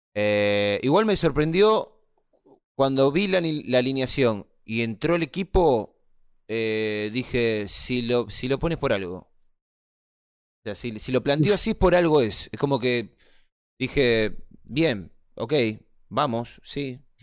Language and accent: Spanish; Argentina; yo soy argentino